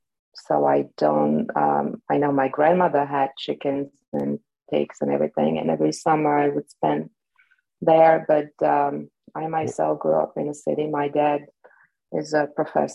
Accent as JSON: {"language": "English", "town": "Bratislava", "region": "Bratislava Region", "country": "Slovakia", "tie": "born or raised there", "first_language": "Slovak", "second_language": "English", "moved": "as an adult", "lives_now": "New Jersey, United States"}